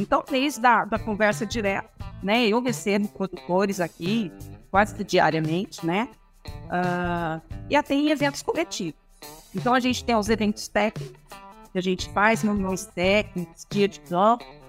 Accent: Campinas, São Paulo, Brazil; eu sou campineira. Uh, nasci em Campinas, cresci nessa cidade

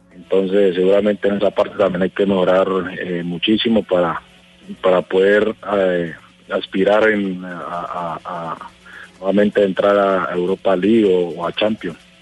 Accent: Colombia; todos somos colombianos

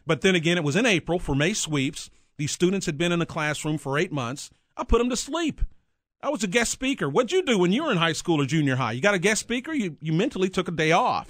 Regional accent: Mineral Wells, Texas, United States; moved away as an adult; now in Kansas City, United States; I grew up in north central Texas, small town, a little bit bigger than Leavenworth, uh, called Mineral Wells.

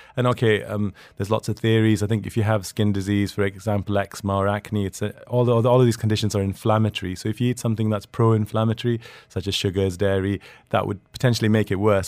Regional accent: Sweden; moved away; I grew up in Sweden

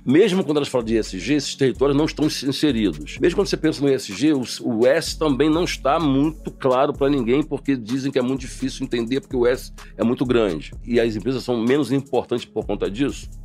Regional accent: Rio de Janeiro, Brazil; moved away as an adult; also born or lived in Baixada Fluminense; now in São Paulo, Brazil; eu sou da favela do Sapo, senador Camará. Então, é lá, é lá que eu me criei

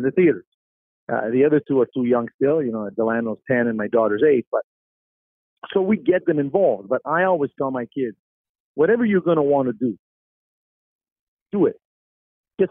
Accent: Montreal, Quebec, Canada; I grew up in the East End of Montreal

